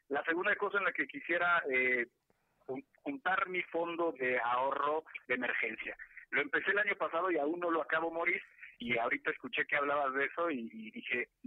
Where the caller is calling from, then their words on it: State of Mexico, Mexico; Mira, yo te marco de MCP, muy orgulloso de estar en el Estado de México y de estar hablando contigo.